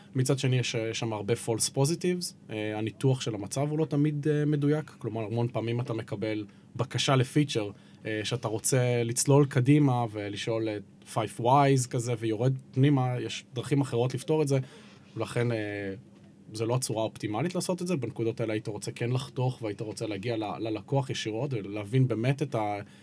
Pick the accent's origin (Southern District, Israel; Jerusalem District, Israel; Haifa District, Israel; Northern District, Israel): Haifa District, Israel; Haifa; חיפאי כל חיי